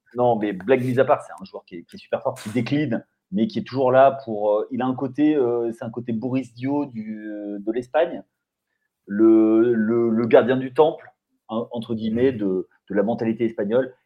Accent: France; je ne m'en rends pas compte en tant que Français

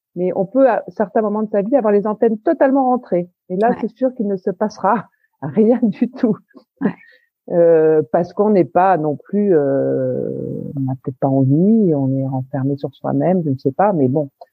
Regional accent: Paris, Île-de-France, France; je suis parisienne, mais alors parisienne

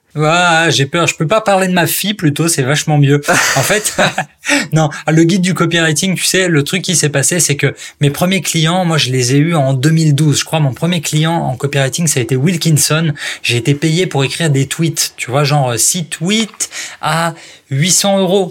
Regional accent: Strasbourg, Grand Est, France; moved away; also born or lived in Paris; je suis pas parisien, moi à la base, je suis né à Strasbourg

